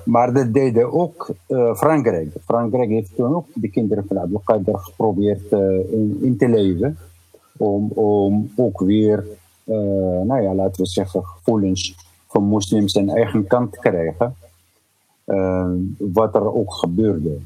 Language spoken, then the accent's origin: Dutch; Gzenaya, Rif, Tanger-Tetouan-Al Hoceima, Morocco; now in Netherlands; de omgeving waar ik geboren ben